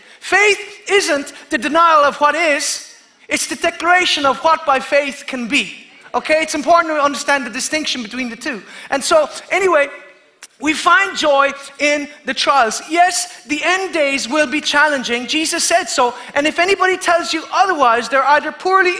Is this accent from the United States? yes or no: no; Kerry, Munster, Ireland; I'm from Kerry